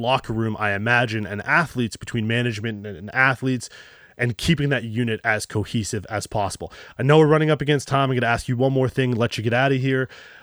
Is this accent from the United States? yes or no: no; Canada; as a Canadian